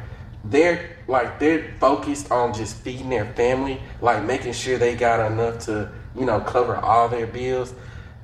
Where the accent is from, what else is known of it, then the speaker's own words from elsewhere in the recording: Jackson, Mississippi, United States; I'm especially proud to be from Jackson, Mississippi. Like I've been born, raised, paid in Jackson.